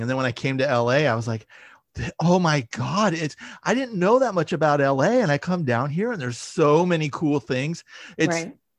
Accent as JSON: {"language": "English", "area": "San Francisco Bay Area", "region": "California", "country": "United States", "tie": "born or raised there", "moved": "as an adult", "lives_now": "Los Angeles, United States", "said": "I grew up in the Bay Area"}